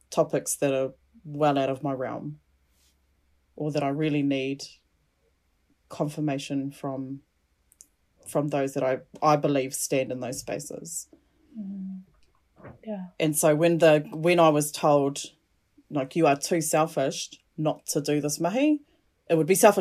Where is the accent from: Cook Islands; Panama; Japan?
Cook Islands; I'm not Māori. I'm from the Cook Islands. Both my parents, my biological parents, are from the Cook Islands